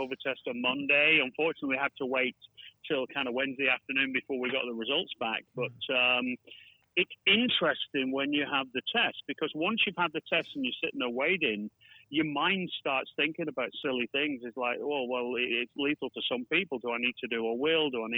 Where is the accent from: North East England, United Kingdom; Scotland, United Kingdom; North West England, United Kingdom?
North West England, United Kingdom; Bolton; she's moved from Bolton, where we originate from, which is more like what my accent sounds like.